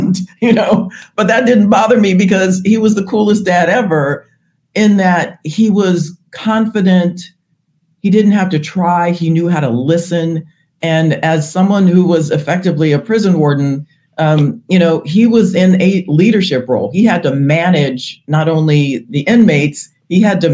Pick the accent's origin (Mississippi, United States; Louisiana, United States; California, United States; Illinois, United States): California, United States; I joined him at Google in my home state of California